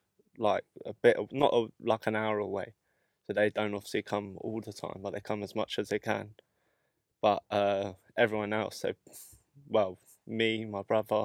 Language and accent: English; London, United Kingdom; Yeah, I'll take that one.